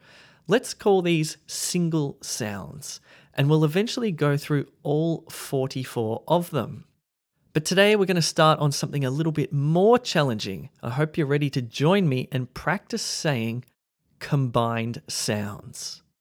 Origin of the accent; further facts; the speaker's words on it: Australia; accent: Australian; Keep in mind that my accent is Australian, but it's very neutral. Sometimes people can't guess where I'm from